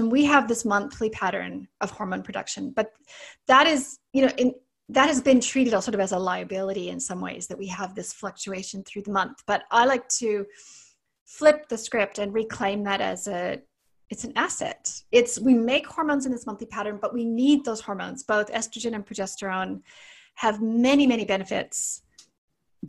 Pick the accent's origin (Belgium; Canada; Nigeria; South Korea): Canada; accent: Canadian; also born or lived in Sydney, Australia; now in New Zealand; I'm Canadian, as you can probably hear from my accent, but I live in New Zealand, and I spent nearly 20 years practicing in Sydney, Australia